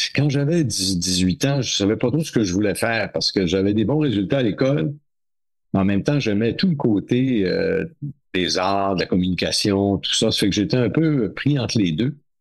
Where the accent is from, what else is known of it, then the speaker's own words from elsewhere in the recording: New Carlisle, Quebec, Canada; moved away; à New Carlisle dans mon patelin de la, Gaspé, de la baie des Chaleurs en Gaspésie